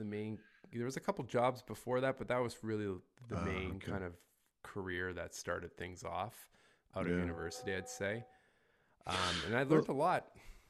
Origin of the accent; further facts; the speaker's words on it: Ontario, Canada; also born or lived in Toronto area; But yeah, born and raised in Canada. I've moved around a little bit within the country, originally from a really small mining town in northern Ontario.